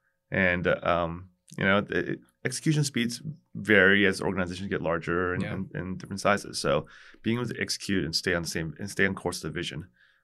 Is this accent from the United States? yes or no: yes; Orlando, Florida, United States; also born or lived in New York; now in Seattle, United States; I was born in New York. {S2} Yeah. {S0} And I grew up in Orlando, Florida.